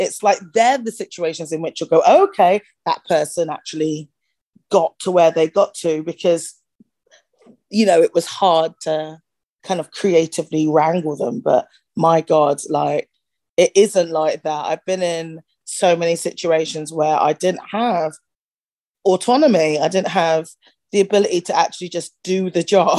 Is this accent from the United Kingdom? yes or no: yes; Bristol, South West England, United Kingdom; now in United States; I was born in Bristol. I grew up in at the time it was a village. It's grown since. Outside of Bristol